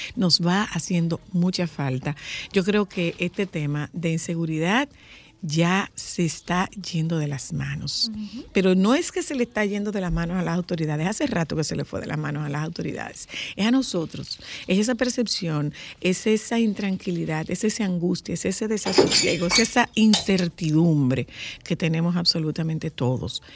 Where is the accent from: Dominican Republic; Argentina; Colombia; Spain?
Dominican Republic; como dominicanos